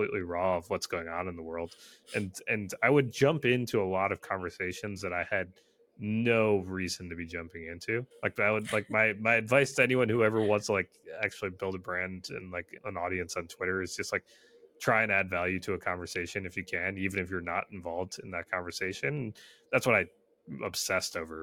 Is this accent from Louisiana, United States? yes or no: no; Michigan, United States; I was born and raised in Michigan, and you know, primarily do this job from Michigan